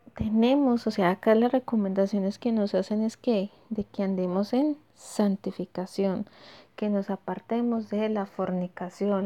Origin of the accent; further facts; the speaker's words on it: Colombia; nosotros como colombianos que estamos acostumbrados a dar la mano